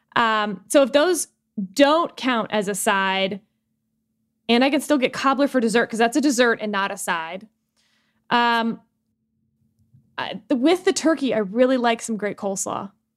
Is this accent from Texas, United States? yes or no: yes; Texas, United States; as a Texan